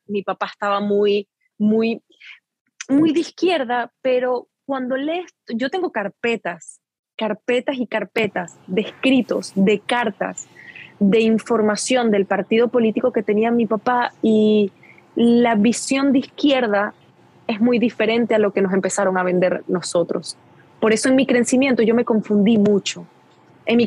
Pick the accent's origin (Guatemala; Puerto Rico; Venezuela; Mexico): Venezuela; moved away; also born or lived in Guatire; soy venezolana y yo vengo de ahí y esa es mi gente, ese es mi origen